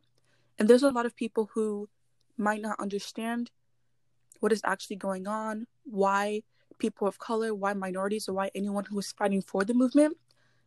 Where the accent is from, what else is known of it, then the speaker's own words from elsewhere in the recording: Nigeria; now in Texas, United States; I was born in Nigeria, but I currently live in Texas.